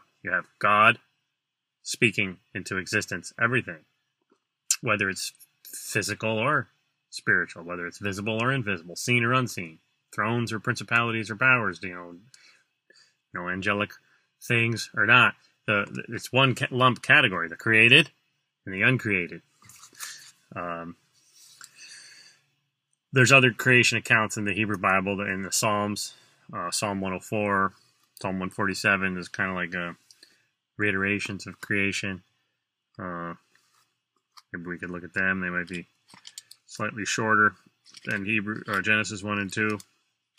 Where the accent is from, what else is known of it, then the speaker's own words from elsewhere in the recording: United States; in America as American Christians